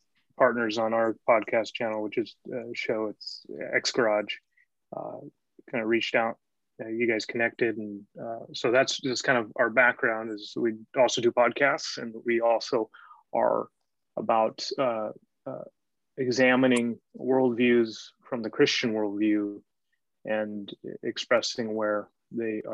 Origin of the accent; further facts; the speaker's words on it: Washington, United States; moved away as an adult; now in Aberdeen, United Kingdom; I'm from Washington State